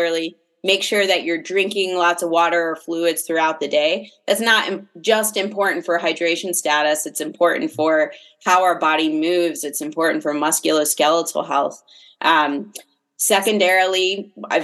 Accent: Fairfax County, Northern Virginia, United States; moved away as an adult; also born or lived in Ellicott City, Maryland; now in Salt Lake City, United States; I grew up on the East Coast, outside of DC

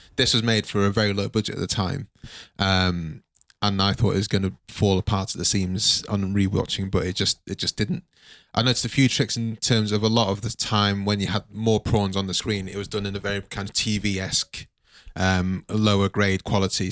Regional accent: Nigeria; I'm Nigerian

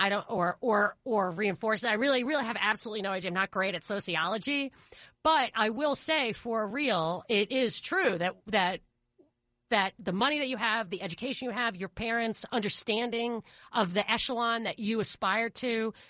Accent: New York, United States; So I grew up in Rockland, the next county up. And I always looked to Westchester like, wow, you know, in awe.

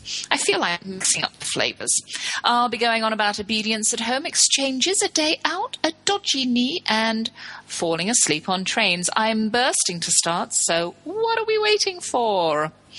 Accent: Texas, United States; who lives in my home state, Texas.

